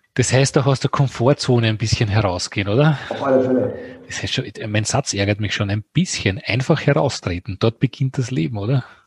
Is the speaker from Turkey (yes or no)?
no; Austria; bei uns in Österreich